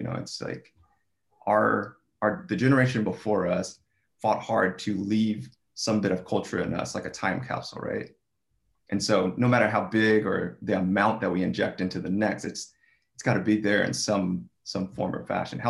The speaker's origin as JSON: {"language": "English", "country": "United States", "tie": "born or raised there", "said": "our you know, top holiday growing up in America."}